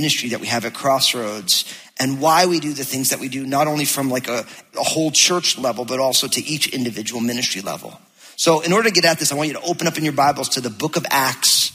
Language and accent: English; New Jersey, United States; moved away; I'm from New Jersey.